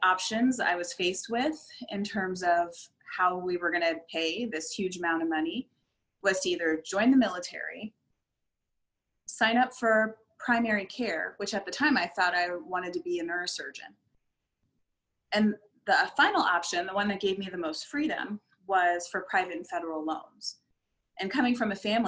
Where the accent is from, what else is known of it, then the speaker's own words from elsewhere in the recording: Scottsdale, Arizona, United States; I'm from Scottsdale, Arizona, and there were not too many people of color living here at that time